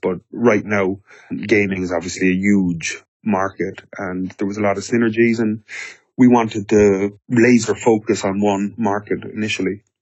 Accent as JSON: {"language": "English", "country": "Ireland", "said": "I'm Irish."}